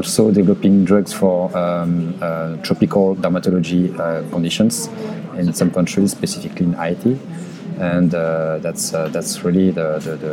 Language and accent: English; France; accent: French; English is a second language; moved away as an adult; also born or lived in Canada / Los Angeles, United States; now in United States; I was raised and born in France, as you can hear, and with my accent